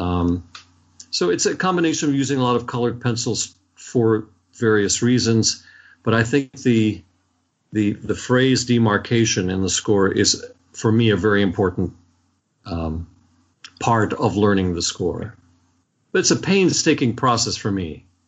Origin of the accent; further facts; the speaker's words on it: Washington, District of Columbia, United States; I grew up in Washington, D.C.